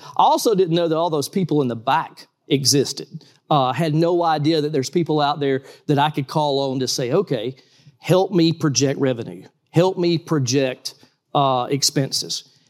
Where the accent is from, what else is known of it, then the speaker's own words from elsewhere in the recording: Valdosta, Georgia, United States; I'm from Valdosta, Georgia